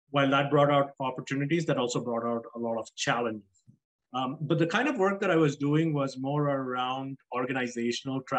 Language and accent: English; South Africa; moved away as an adult; also born or lived in Nigeria / Dubai, United Arab Emirates; my parents are East Indian. I was born in Nigeria, grew up in South Africa uh, and Dubai for the most of my life. I moved here when I was 24 after uh, working in Dubai as an architect for about a year and a half.